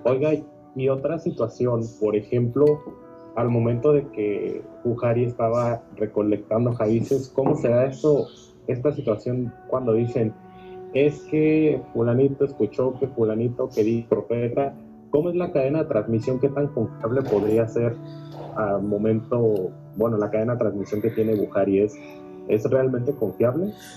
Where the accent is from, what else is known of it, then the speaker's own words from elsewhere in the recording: Mexico; yo soy mexicano